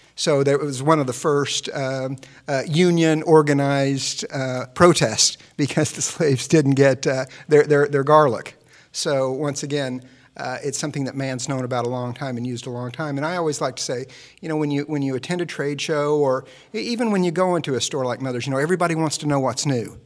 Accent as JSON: {"language": "English", "region": "Midwest", "country": "United States", "tie": "born or raised there", "said": "I'm from the Midwest, and we never had fresh garlic in the house growing up"}